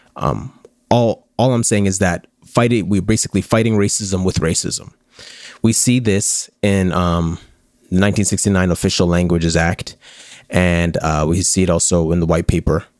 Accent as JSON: {"language": "English", "country": "Canada", "said": "we're Canadian"}